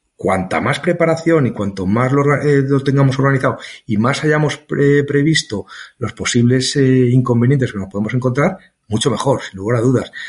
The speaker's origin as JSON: {"language": "Spanish", "country": "Spain", "said": "yo era el único español"}